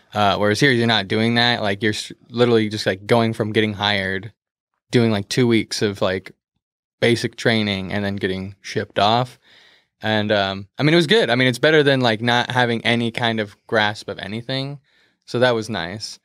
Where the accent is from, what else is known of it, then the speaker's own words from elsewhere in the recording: Beaverton, Oregon, United States; technically I'm from Beaverton, 'cause I am, but I would say I'm from, like, the metro area